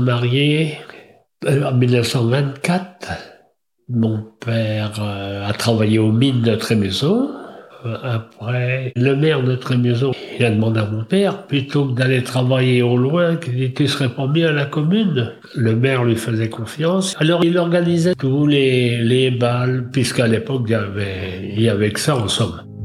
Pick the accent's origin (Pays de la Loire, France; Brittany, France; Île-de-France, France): Brittany, France; Trémuson; 1927, à Trémaison